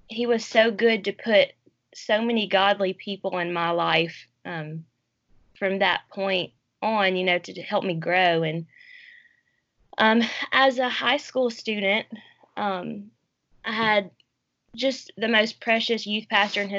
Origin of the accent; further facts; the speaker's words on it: New Orleans, Louisiana, United States; born there; I was born in New Orleans while my parents were in seminary.